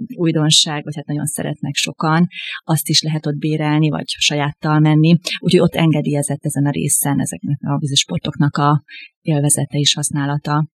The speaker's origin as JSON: {"language": "Hungarian", "town": "Debrecen", "region": "Hajdú-Bihar", "country": "Hungary", "said": "ugye én debreceni származású vagyok"}